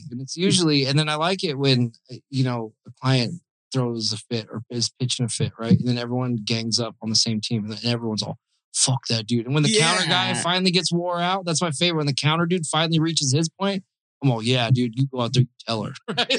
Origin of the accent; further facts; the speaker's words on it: Arizona, United States; because I'm from Arizona originally